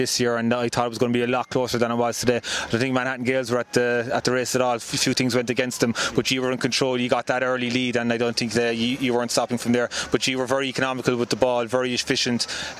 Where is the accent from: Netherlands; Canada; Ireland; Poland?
Ireland; County Cork; now in New York, United States; I'm from Cork and I play with Kerry